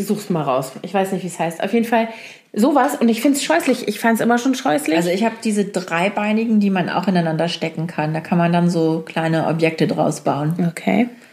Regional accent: Oldenburg, Lower Saxony, Germany; moved away; also born or lived in Hamburg; in Oldenburg, äh, wo ich aufgewachsen bin

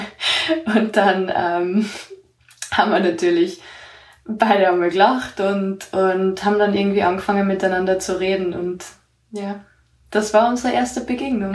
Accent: Austria; ich bin aus Österreich

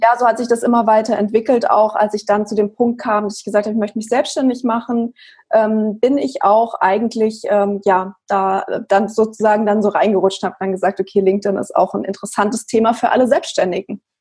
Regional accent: Frankfurt, Hesse, Germany; ich komme aus Frankfurt

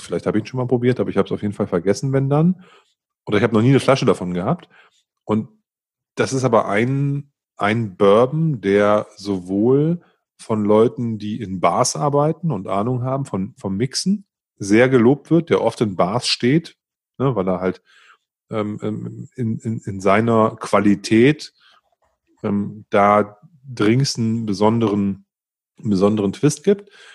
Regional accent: Northern Germany, Germany; ich bin ein Norddeutscher

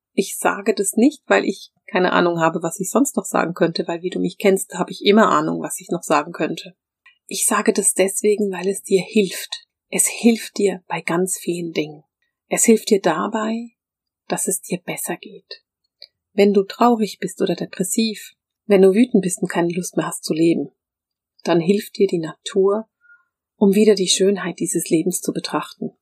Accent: Bern, Switzerland; ich bin in Bern aufgewachsen

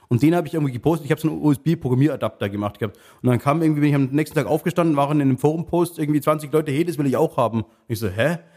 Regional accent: Munich, Bavaria, Germany; born there; Komm, eigentlich bin gebürtiger Münchner, bin dann durchs Studium nach Augsburg verschlagen

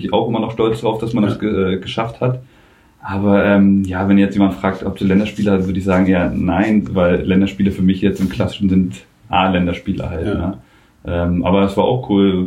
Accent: Rostock, Mecklenburg-Vorpommern, Germany; moved away as an adult; now in Lübeck, Germany; in Rostock äh, mhm. zu bleiben, weil es ja auch meine Heimat ist

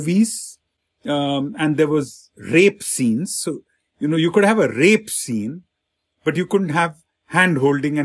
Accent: India; I grew up in India in a, you know, middle class family

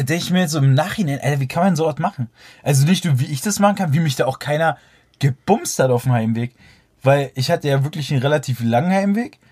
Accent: Berlin, Germany; bei uns in Berlin

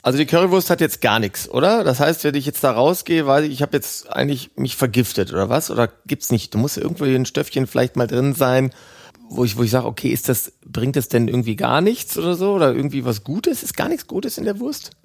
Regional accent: Ruhr area, North Rhine-Westphalia, Germany; Meine Heimat ist das Ruhrgebiet

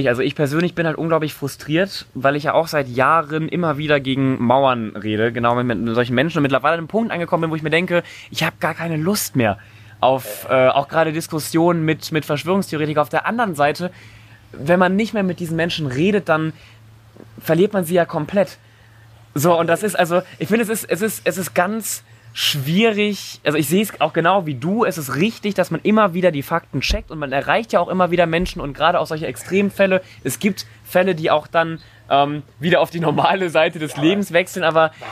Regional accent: Cologne, North Rhine-Westphalia, Germany; ich komme ja aus Köln und auch noch vor einer Woche war da eine riesen Demo.

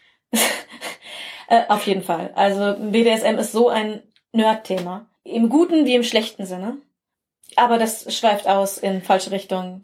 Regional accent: Bielefeld area, North Rhine-Westphalia, Germany; als Kind und Teenager habe ich auch in einer kleinen Stadt hier in einer, im Bielefelder Umland gelebt

